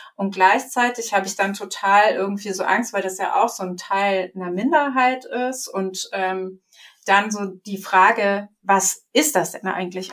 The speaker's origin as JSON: {"language": "German", "country": "Germany", "tie": "born or raised there", "said": "ich bin ja hier aufgewachsen und sozialisiert worden"}